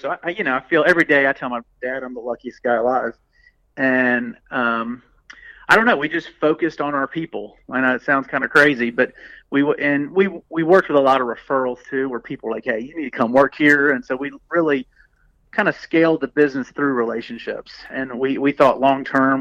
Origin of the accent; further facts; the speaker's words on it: Birmingham, Alabama, United States; I grew up in Birmingham, Alabama. Uh, went to Vestavia High School